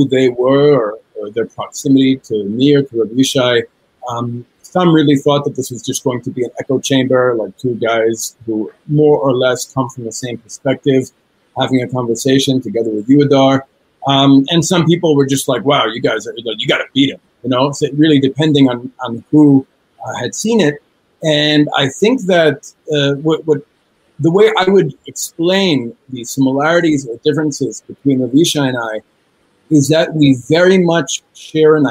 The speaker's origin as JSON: {"language": "English", "town": "New York City", "region": "New York", "country": "United States", "tie": "born or raised there", "moved": "as an adult", "lives_now": "Israel", "said": "I was born and raised in New York City, the first person in my family to be born in the United States"}